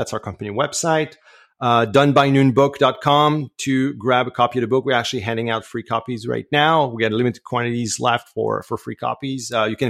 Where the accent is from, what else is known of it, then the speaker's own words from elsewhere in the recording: Canada; accent: French Canadian; English is a second language; And obviously, my accent is probably betraying me, but yeah, I'm French Canadian.